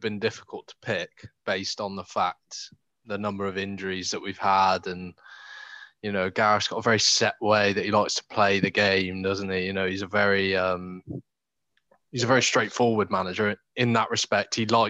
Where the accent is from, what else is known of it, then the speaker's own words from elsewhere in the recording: Cheltenham, South West England, United Kingdom; moved away as an adult; now in Cornwall, United Kingdom; growing up in Cheltenham, obviously where myself and you are from, Cam